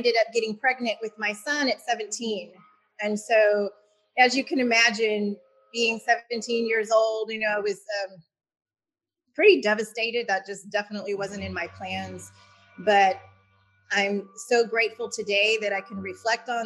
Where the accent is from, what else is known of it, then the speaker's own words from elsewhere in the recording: Houston, Texas, United States; I was born and raised in Houston, Texas. So I'm a local.